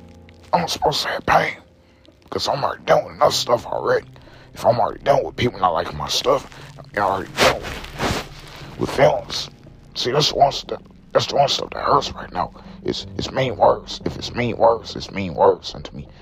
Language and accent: English; the East Side, Illinois, United States; I'm from the East Side, guys. Just let you guys know, I wasn't born in St. Louis, but. I was from the East Side